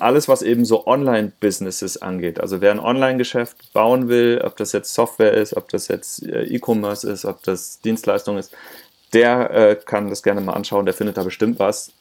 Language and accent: German; Linz am Rhein, Rhineland-Palatinate, Germany; moved away as an adult; also born or lived in Hamburg; ich komme eigentlich aus dem Rheinland, ich bin da aus, aus Linz der Ecke, Linzer Rhein.